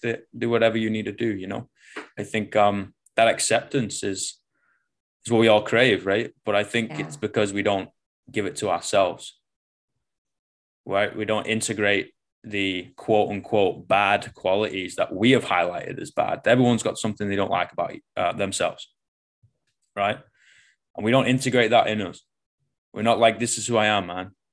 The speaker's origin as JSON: {"language": "English", "town": "Manchester", "region": "North West England", "country": "United Kingdom", "moved": "as an adult", "said": "I came from the shit out of Manchester"}